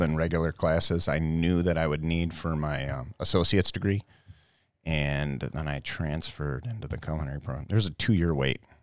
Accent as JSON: {"language": "English", "town": "Brighton", "country": "United States", "tie": "born or raised there", "said": "I grew up right here in Brighton."}